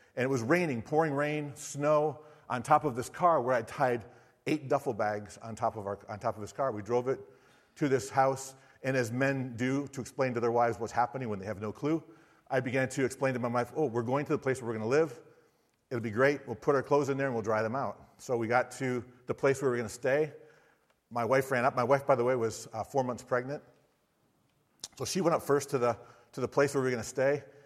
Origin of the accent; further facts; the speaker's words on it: Michigan, United States; moved away as an adult; also born or lived in Sarasota, Florida / Siberia, Russia; now in Florida, United States; I'm from Michigan